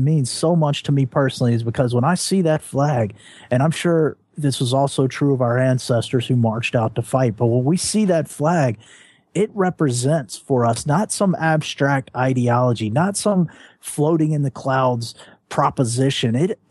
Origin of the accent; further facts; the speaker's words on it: the American South, United States; as a Southerner